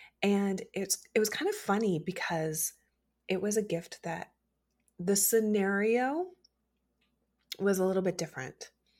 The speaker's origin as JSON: {"language": "English", "area": "Midwest", "region": "South", "country": "United States", "tie": "born or raised there", "said": "I grew up in the South and the Midwest, where it's, you know, hot and muggy and buggy"}